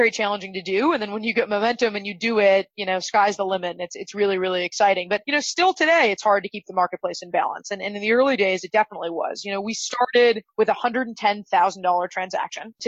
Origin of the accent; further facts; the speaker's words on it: just outside of Los Angeles, California, United States; Grew up just outside of Los Angeles